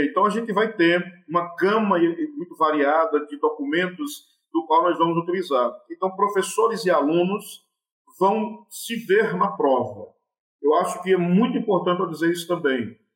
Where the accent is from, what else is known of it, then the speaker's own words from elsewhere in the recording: Ceará, Brazil; e ela é muito rica, não é porque eu quero que ela seja rica, porque eu sou do Cariri e tal